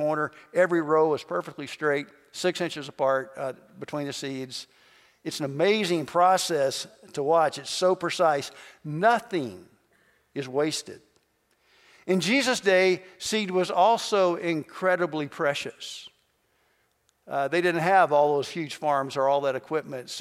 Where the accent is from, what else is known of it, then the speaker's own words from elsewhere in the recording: Kentucky, United States; moved away; also born or lived in southern Indiana; I grew up in Kentucky, and we had a little country store surrounded by farms